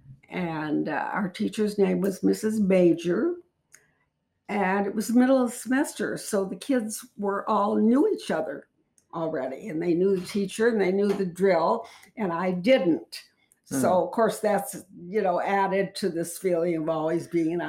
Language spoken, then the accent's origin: English; Chicago, Illinois, United States; I was born in Chicago, Illinois